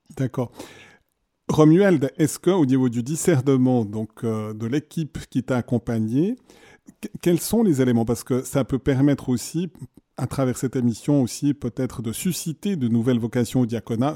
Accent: Neuchâtel, Switzerland; je suis Neuchâtelois.

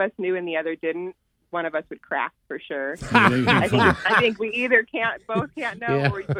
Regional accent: Skagit County, Washington, United States; also born or lived in Bellingham, Washington; now in Lake Stevens, United States; I'm from Skagit County, lived in Bellingham, and now I live in Snohomish County here in Lake Stevens. Still work in Burlington, so I'm kind of all over this area.

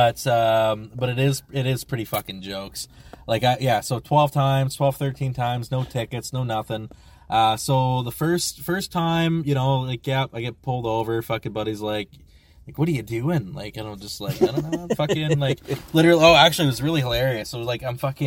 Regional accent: Ontario, Canada; I'm out of province. I'm from Ontario.

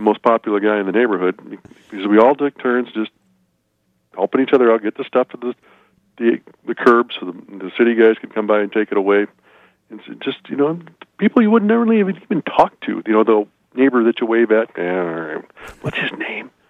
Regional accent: South Dakota, United States

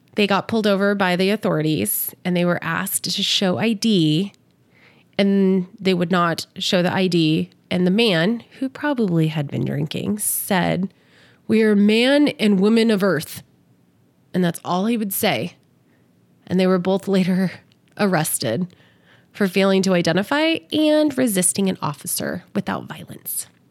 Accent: California, United States; moved away as an adult; now in Las Vegas, United States; I grew up in California. I live here

